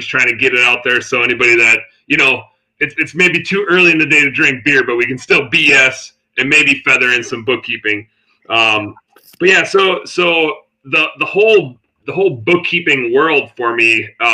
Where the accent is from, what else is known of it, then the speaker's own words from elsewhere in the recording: Wisconsin, United States; I'm from Wisconsin